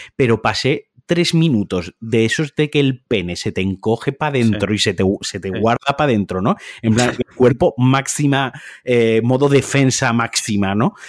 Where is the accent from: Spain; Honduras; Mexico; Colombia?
Spain; Valencian Community; Yo soy valenciano